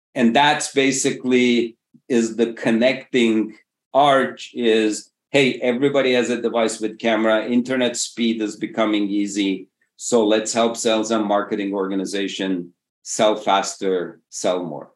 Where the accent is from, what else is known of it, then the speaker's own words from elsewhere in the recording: Istanbul, Turkey; moved away as an adult; also born or lived in Massachusetts, United States / Berkeley, California, United States; Originally, I come from Istanbul, Turkey, did an undergrad at MIT, PhD at Berkeley.